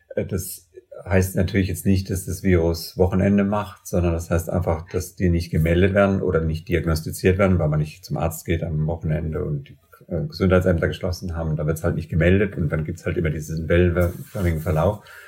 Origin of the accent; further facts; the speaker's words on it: Germany; bei uns in Deutschland